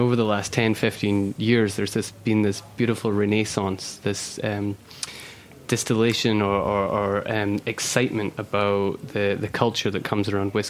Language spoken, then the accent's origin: English; Oban, Scotland, United Kingdom; Yeah. That's my hometown.